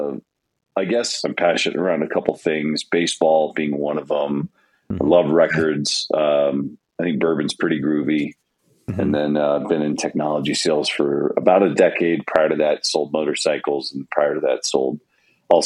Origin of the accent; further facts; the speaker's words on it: Houston, Texas, United States; also born or lived in Minnesota; now in Colorado, United States; I live in Colorado. I grew up outside of Houston and spent a lot of time in Minnesota before moving out here.